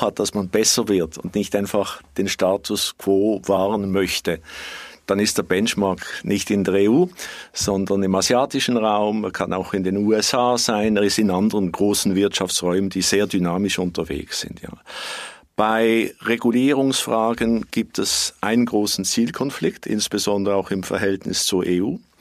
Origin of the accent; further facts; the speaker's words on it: Switzerland; bei uns in der Schweiz